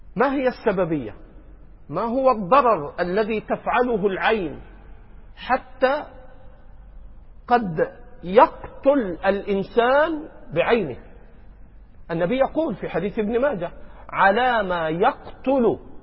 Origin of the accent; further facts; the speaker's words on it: Egypt; عندنا في مصر